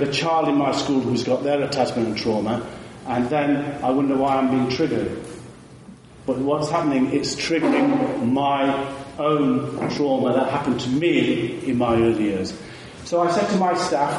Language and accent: English; India; moved away; I was born in India